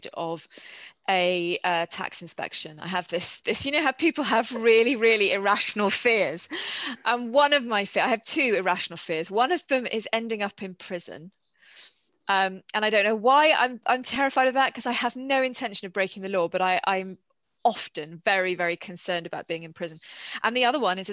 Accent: United Kingdom; as a British reader

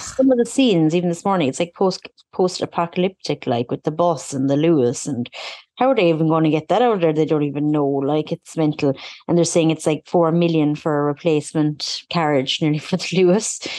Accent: Ireland; being an Irish person

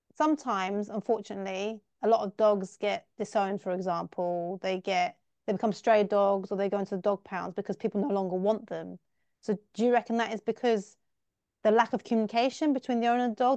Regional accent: England, United Kingdom; I'm from England, I'm from the U K, and in the U K, we are dog lovers

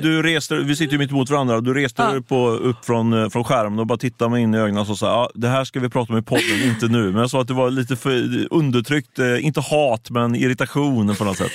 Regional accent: Ljungskile, Västra Götaland, Sweden; Jag är ju från Ljungskile, så det är inte långt ifrån

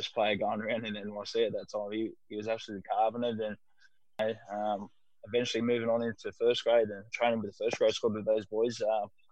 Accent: Sydney, New South Wales, Australia; also born or lived in Manly; I grew up playing in the South area

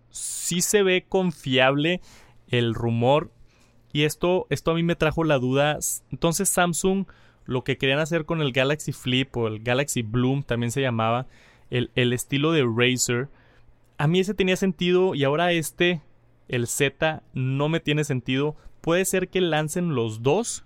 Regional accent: Colombia; also born or lived in Bogotá; soy de Colombia, vivo en Bogotá

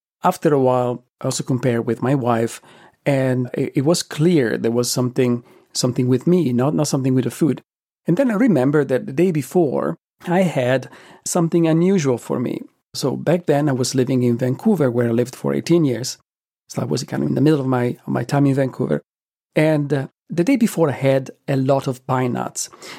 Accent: Italy; Though growing up in Italy, I did have pine nuts frequently in pesto, in strudel, and in other preparations

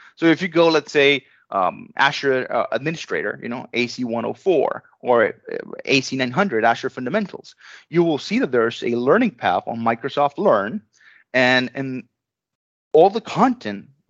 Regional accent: Venezuela; moved away as an adult; I was born in Venezuela.

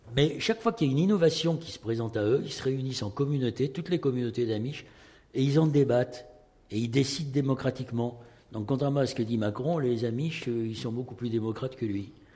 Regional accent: Bordeaux, Nouvelle-Aquitaine, France; moi, je suis de Bordeaux

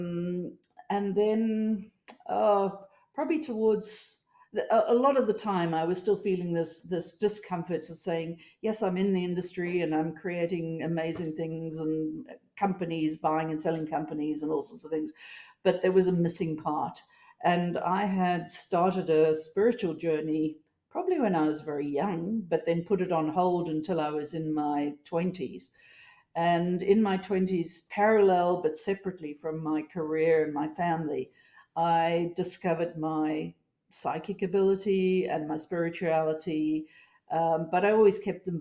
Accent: South Africa; moved away as an adult; also born or lived in United States; now in Australia; I grew up in South Africa

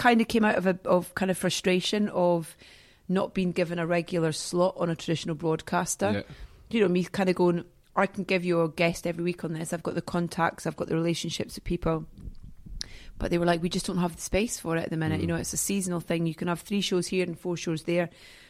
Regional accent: Scotland, United Kingdom; But that's been my biggest fear of kind of being away from Scotland is losing my accent, because it's so much of me, so much a part of me.

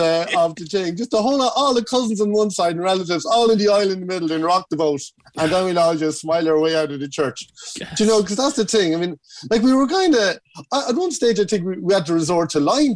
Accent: Kells, Leinster, Ireland; I grew up in Kells County Meath

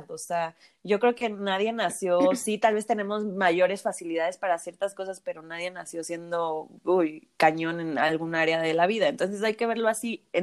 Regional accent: Michoacán, Mexico; Nosotras somos de Michoacán y en Zamora preparan la papa cocida y el chayote cocido

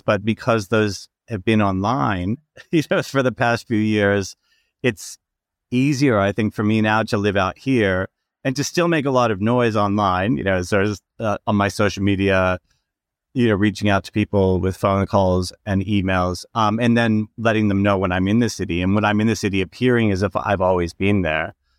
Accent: Gardner, Massachusetts, United States; moved away as an adult; also born or lived in New York / Sydney / Fiji / Brisbane; now in Blackall, Australia; I grew up in Gardner, Massachusetts

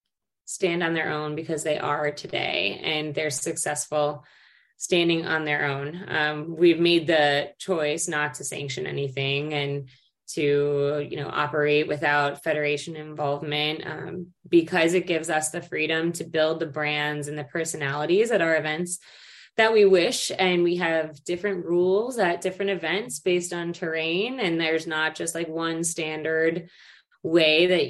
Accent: United States; speaking as an American

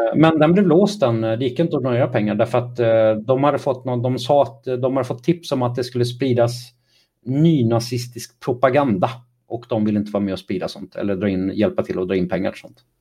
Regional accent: Kalmar, Kalmar County, Sweden; also born or lived in Trollhättan; Jag växte upp i Kalmar och i Trollhättan har jag växt upp.

